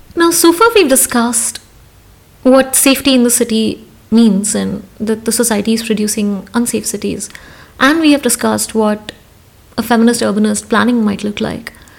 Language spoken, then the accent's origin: English; Hyderabad, Telangana, India; As a young woman growing up in Hyderabad